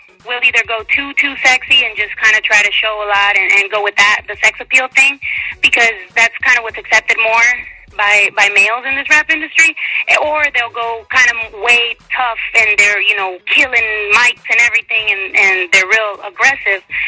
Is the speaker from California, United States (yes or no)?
yes; San Jose, California, United States; moved away as an adult; now in Texas, United States; I'm originally from California. Now I'm out here in Texas